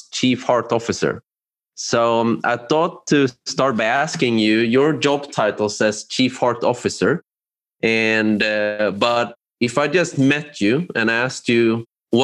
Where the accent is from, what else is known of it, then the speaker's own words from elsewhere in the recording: Sweden; I'm from Sweden myself. I don't look very Swedish. My parents are from Cambodia